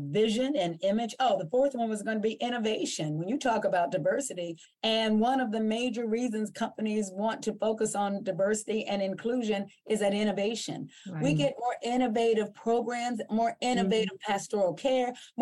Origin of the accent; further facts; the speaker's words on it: Ohio Valley, United States; We grew up in Western Pennsylvania, Northern West Virginia, and Eastern Ohio. This is called the Ohio Valley or the tri-state area.